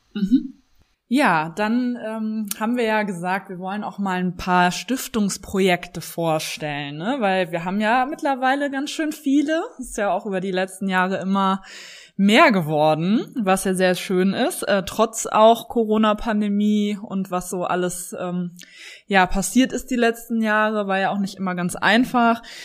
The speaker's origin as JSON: {"language": "German", "town": "Cologne", "region": "North Rhine-Westphalia", "country": "Germany", "tie": "born or raised there", "said": "Ich bin in Köln geboren und lebe auch in Köln"}